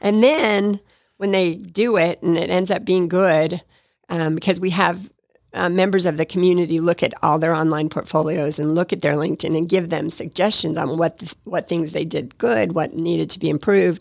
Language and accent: English; Nevada, United States; moved away as an adult; also born or lived in Detroit; now in Atlanta, United States; I was raised in Nevada